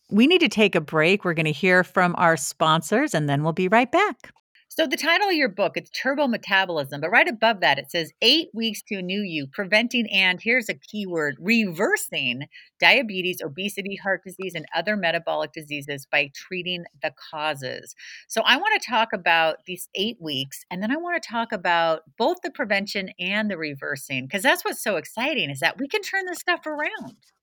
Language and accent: English; San Jose, California, United States; moved away; also born or lived in Santa Cruz, California; I grew up in San Jose, California